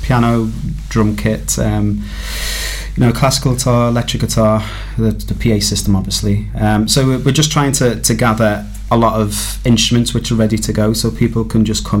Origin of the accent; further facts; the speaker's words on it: Liverpool, North West England, United Kingdom; I'm a Scouser.